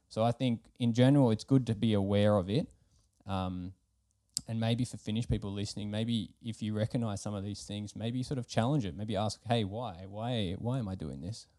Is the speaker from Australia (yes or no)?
yes; Melbourne, Victoria, Australia; now in Finland; I'm from Australia